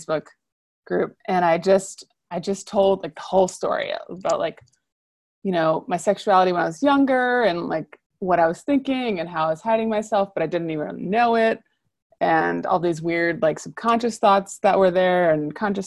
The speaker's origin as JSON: {"language": "English", "town": "New Orleans", "region": "Louisiana", "country": "United States", "said": "I'm from the South, I'm from New Orleans"}